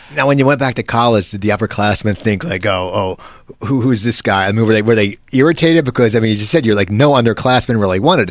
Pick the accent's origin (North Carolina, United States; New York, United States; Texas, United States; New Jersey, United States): New Jersey, United States; Cherry Hill; where I grew up in New Jersey, Cherry Hill, New Jersey